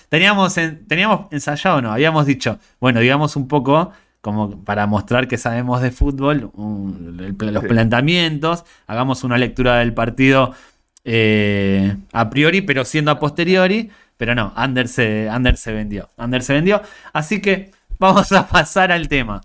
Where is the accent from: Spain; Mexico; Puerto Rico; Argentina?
Argentina; Yo tenía cuatro o cinco canales de pequeño en Argentina